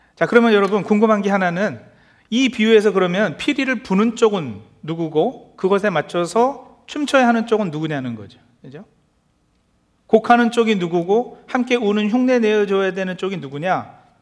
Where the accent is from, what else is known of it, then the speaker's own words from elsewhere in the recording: South Korea; moved away; 특히 한국에서 어렸을 때의 추억을